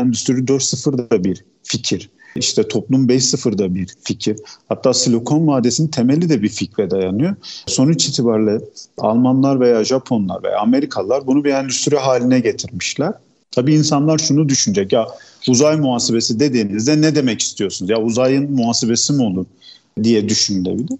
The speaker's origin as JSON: {"language": "Turkish", "region": "Gaziantep", "country": "Turkey", "tie": "born or raised there", "said": "Gaziantep doğumluyum. Gaziantep'te yaşıyorum."}